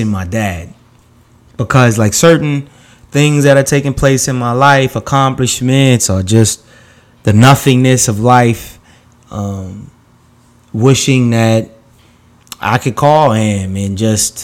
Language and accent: English; New York, United States; I grew up in New York